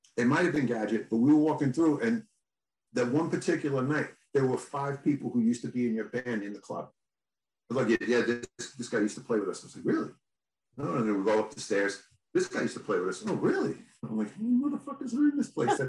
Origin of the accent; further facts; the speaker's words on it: New York, United States; I'm from New York